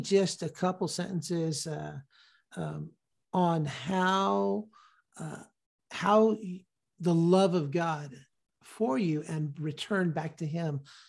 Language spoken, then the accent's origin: English; Sacramento, California, United States; that rhetoric has been ratcheted up in my hometown of Sacramento